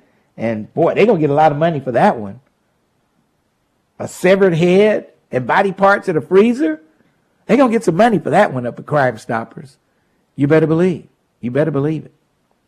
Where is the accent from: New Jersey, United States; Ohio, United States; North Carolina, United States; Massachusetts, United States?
Ohio, United States; I grew up in Hamilton County. It was a well-run, conservative place to live.